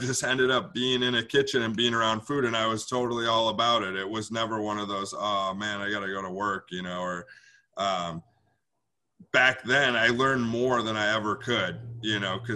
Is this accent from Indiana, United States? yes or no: no; Milwaukee, Wisconsin, United States; I'm born and raised in Bayview. So I'm back in my home neighborhood, in my little area in Milwaukee. But I've been here my whole life